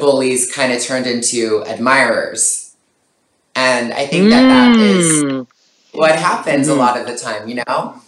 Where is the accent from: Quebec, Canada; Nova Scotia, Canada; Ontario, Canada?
Ontario, Canada; Toronto; moved away; also born or lived in Montreal; growing up in Toronto, which I miss so much, I can't wait for this to be over so I can come back home.